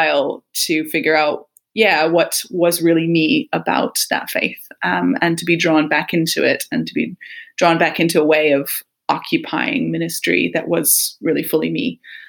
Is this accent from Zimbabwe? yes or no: no; Michigan, United States; moved away as an adult; also born or lived in United Kingdom; now in London, United Kingdom; As my accent, I'm sure, tells you, grew up in the US, in Michigan, which is kind of middle northwest next to Canada.